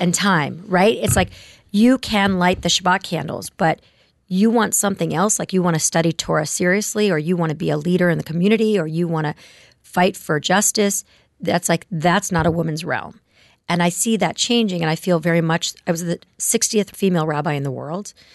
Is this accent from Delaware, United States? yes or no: no; Palos Verdes, California, United States; also born or lived in Ohio; I grew up in Palos Verdes, which is a suburb of Los Angeles.